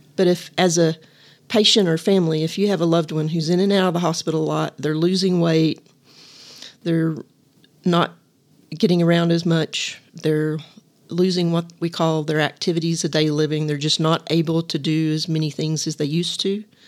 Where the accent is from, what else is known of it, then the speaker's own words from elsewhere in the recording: Littlefield, Texas, United States; also born or lived in Lubbock, Texas; my hometown of Littlefield